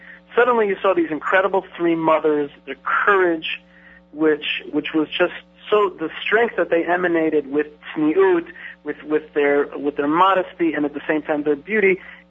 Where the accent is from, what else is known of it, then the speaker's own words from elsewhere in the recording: Israel; born there; also born or lived in New York / New Jersey; I was born in Israel. I've been around here for half my life. I was in New York and New Jersey the rest of the time.